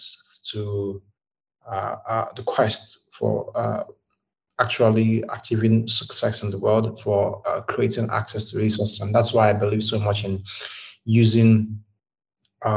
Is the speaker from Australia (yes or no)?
no; Nigeria; now in Dubai, United Arab Emirates; I'm from Nigeria, and currently I'm in Dubai